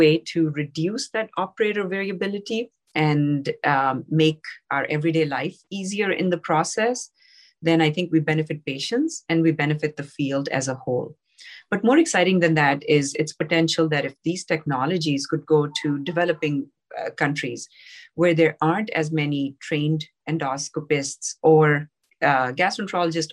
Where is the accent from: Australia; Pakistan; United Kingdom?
Pakistan; moved away; I grew up in Pakistan.